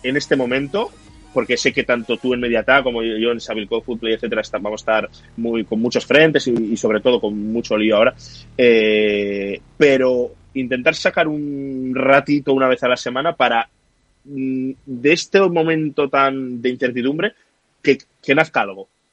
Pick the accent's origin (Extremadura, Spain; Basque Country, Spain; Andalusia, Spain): Basque Country, Spain; Bilbao; somos de Bilbao